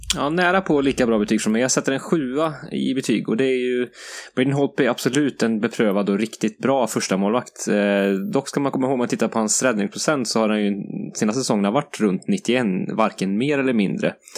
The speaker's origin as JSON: {"language": "Swedish", "country": "Sweden", "said": "som svensk"}